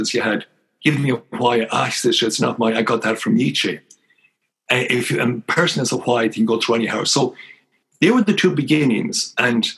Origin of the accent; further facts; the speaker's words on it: Ireland; moved away; also born or lived in Ottawa; growing up in Dungimon